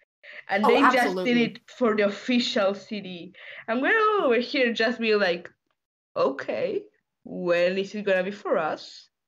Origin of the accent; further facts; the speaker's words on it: Argentina; I'm Argentinian.